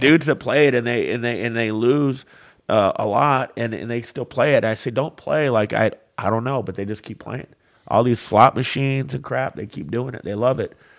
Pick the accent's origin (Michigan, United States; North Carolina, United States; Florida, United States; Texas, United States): Michigan, United States; Flint; also born or lived in Marquette, Michigan; I grew up in the Flynn area